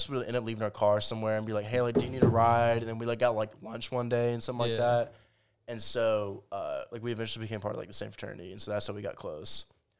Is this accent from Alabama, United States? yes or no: yes; Dothan, Alabama, United States; So I'm from Dothan, Alabama, and so Headland's Dothan's already a small town